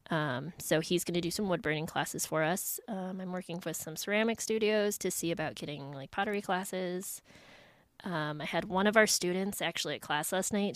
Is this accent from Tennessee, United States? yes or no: no; Minnesota, United States; moved away as an adult; I'm from Minnesota. My parents still live there